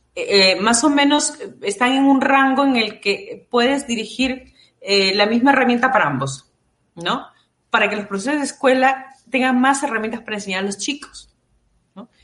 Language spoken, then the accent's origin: Spanish; Peru; nosotros como peruanos